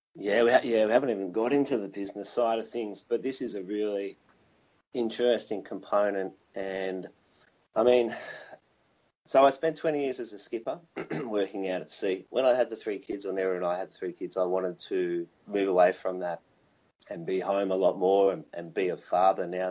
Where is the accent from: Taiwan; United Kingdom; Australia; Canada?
Australia; Victoria; now in Wollongong, Australia; I'm Australian and I grew up in a little place called Victoria